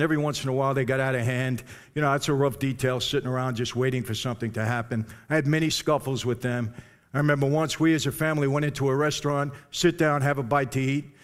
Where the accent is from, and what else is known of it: New York, United States; born or raised there